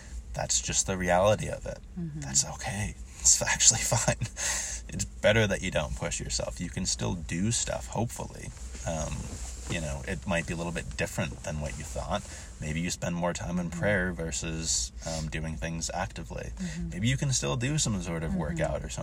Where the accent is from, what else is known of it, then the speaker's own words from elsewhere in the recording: Boston, Massachusetts, United States; I'm from Boston